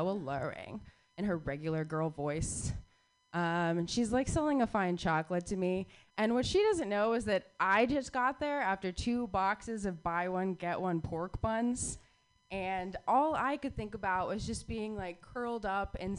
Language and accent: English; Phoenix, Arizona, United States; moved away; I grew up in Phoenix, Arizona